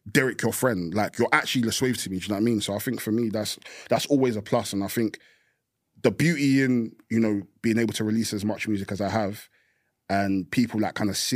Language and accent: English; East of England, United Kingdom; growing up in Essex, growing being Nigerian. You know the back and forth moves from America and the UK.